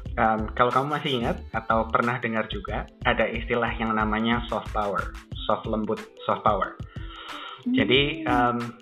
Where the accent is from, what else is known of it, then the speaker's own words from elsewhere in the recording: Indonesia; Kita orang Indo